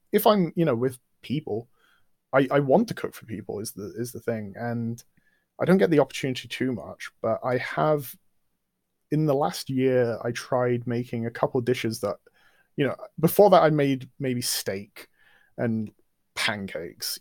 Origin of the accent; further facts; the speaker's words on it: England, United Kingdom; culture I've grown up in. I mean, we're English